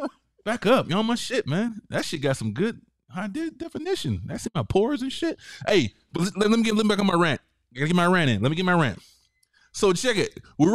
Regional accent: the South, United States; because I'm black and I'm from the South.

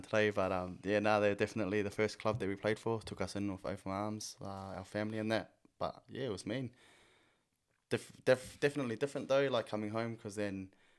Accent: Whangarei, Northland, New Zealand; I was born here in Whangarei, good old Whangarei, bro.

